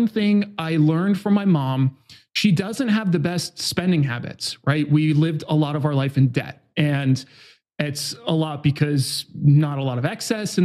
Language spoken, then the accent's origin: English; Newburgh, New York, United States; now in San Diego, United States; I was born in Hudson Valley, so just outside of New York City. And I grew up in kind of a standard American town. I definitely was really high gang violence. It's a place called Newburgh, New York